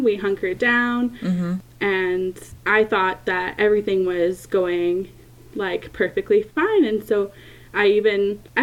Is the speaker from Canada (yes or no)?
yes; Canada; I'm from Canada